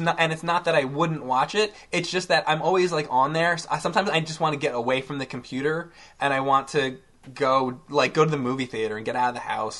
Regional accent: New Jersey, United States; So, I'm from New Jersey originally. I grew up in New Jersey.

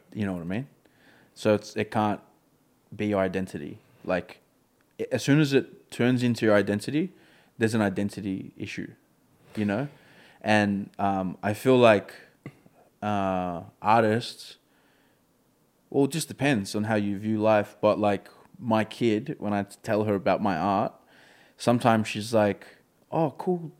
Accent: Melbourne, Victoria, Australia; I've been brought up in this community.

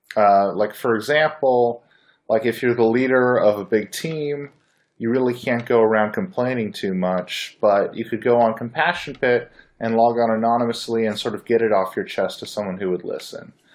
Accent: Bay Area, California, United States; I was born in the Bay Area

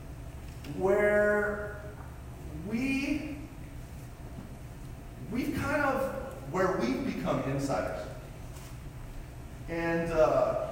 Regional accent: Colorado, United States; I was a long distance runner in high school, and I'm from Colorado, and in Colorado I ran 15 minutes and 34 seconds for 5K when I was 17

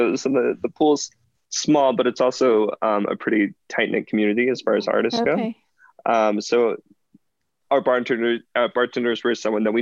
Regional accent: West Virginia, United States; also born or lived in New York; now in Colorado Springs, United States; I'm from West Virginia originally

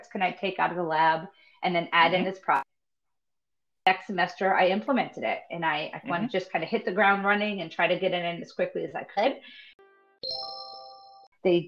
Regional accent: Rhode Island, United States; moved away as an adult; also born or lived in Florida; I grew up in Rhode Island, born and raised

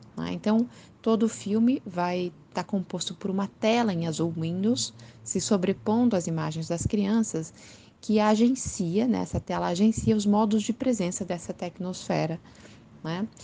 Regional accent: Curitiba, Paraná, Brazil; sou de Curitiba, moro em Curitiba nesse momento.

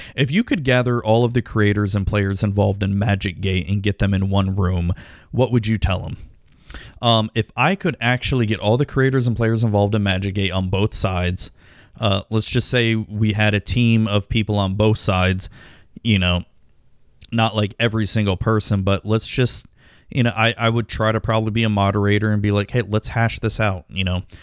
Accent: Tampa, Florida, United States; my hometown sports teams, the Tampa Bay Buccaneers and the Tampa Bay Devil Rays

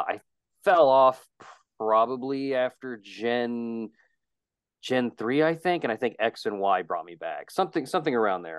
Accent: West Virginia, United States; I'm from West Virginia.

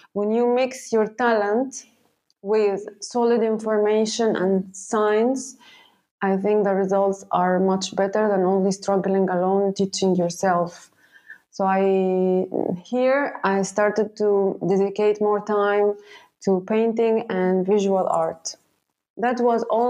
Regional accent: Egypt; now in Qatar; I am originally from Egypt. So, yes, I'm Egyptian already.

